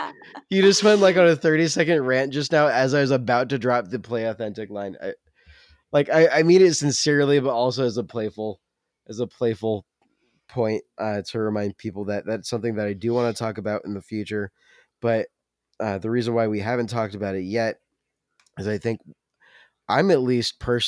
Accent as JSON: {"language": "English", "region": "the South", "country": "United States", "accent": "Southern", "said": "My Southern accent is apparently very"}